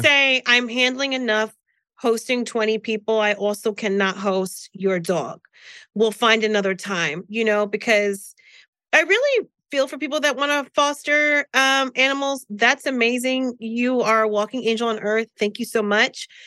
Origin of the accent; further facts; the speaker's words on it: New Jersey, United States; I'm from Jersey